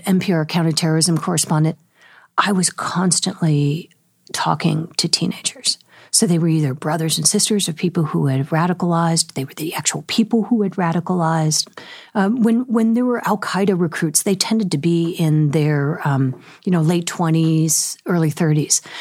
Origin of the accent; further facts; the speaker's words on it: San Francisco Bay Area, California, United States; I grew up in the San Francisco Bay Area